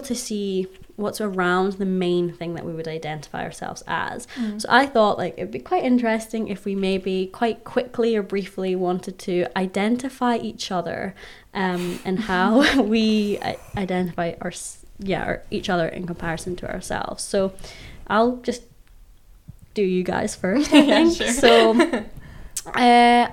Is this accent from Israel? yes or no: no; Scotland, United Kingdom; I'm a Scot